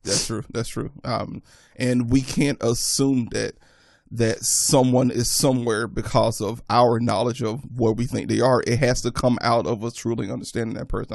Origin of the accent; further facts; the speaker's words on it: the South, United States; growing up in the South